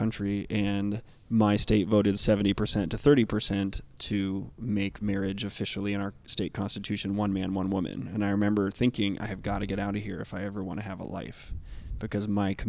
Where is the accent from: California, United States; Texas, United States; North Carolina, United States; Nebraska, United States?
Nebraska, United States; moved away as an adult; I grew up in Nebraska, and I was 19 years old before I met an openly gay adult. And that was only after I left Nebraska